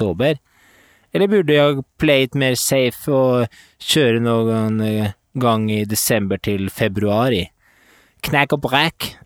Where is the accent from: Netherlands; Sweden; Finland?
Sweden; Norwegian is a second language; now in Denmark; Jeg er svensk som bor i Danmark.